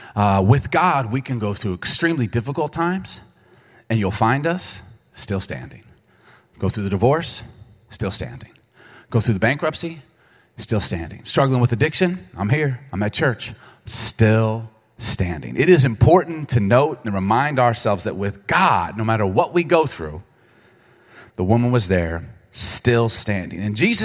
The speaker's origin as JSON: {"language": "English", "town": "Baltimore", "region": "Maryland", "country": "United States", "tie": "born or raised there", "also_born_or_lived": "Chicago", "said": "I grew up in Baltimore and Chicago, and so if you don't curse, you're going to get beat up."}